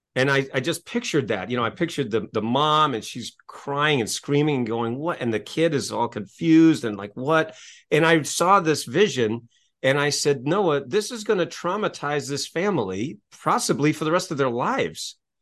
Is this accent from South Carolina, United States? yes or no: no; Maine, United States; I grew up in Maine, in, in New England